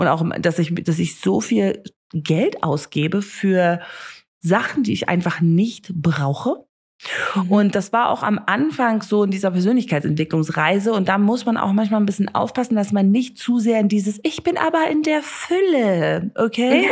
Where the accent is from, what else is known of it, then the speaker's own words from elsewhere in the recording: Namibia; first language German and English; ich bin ja hier in Namibia aufgewachsen